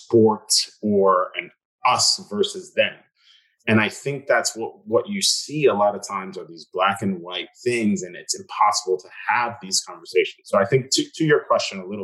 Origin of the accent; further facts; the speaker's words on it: New York City, New York, United States; Growing up in Staten Island, it's a lot of cops